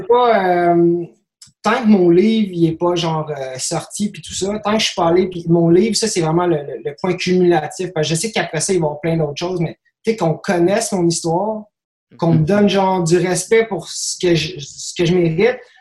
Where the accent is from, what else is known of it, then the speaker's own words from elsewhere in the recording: Quebec, Canada; je suis blanc, je suis québécois, je parle français